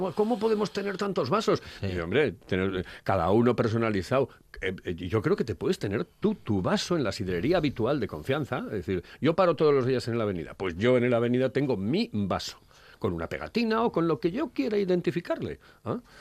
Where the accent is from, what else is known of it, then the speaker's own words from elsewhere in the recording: Asturias, Spain; somos los asturianos